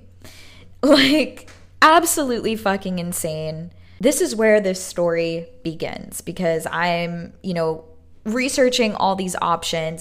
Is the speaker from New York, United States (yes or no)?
yes; New York City, New York, United States; moved away as an adult; now in Los Angeles, United States; growing up in Brooklyn, broke as fuck